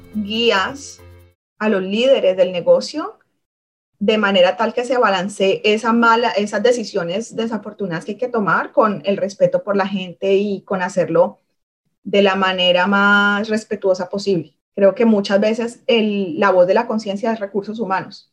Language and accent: Spanish; Cali, Valle del Cauca, Colombia; moved away as an adult; soy de Cali, nací en Cali, me crié en Cali, crecí en Cali y no fue sino hasta los 20, 20 21 años que, que salí de la ciudad.